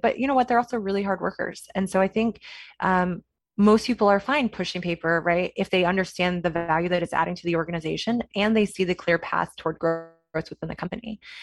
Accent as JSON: {"language": "English", "region": "Kansas", "country": "United States", "tie": "born or raised there", "moved": "as an adult", "lives_now": "San Francisco, United States", "said": "I am from Kansas, went to Kansas State University, so I'm a Wildcat through and through"}